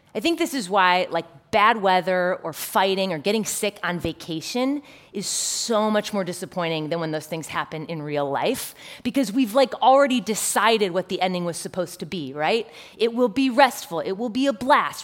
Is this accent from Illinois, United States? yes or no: yes; Chicago, Illinois, United States; My hometown, Chicago